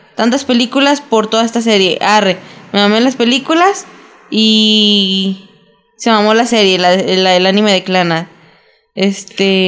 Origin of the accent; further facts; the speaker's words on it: Mexico; como mexicanos